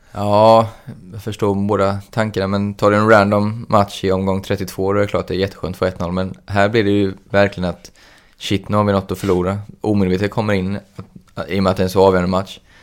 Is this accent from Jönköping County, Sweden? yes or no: yes; Jönköping, Jönköping County, Sweden; Jag kommer från Jönköping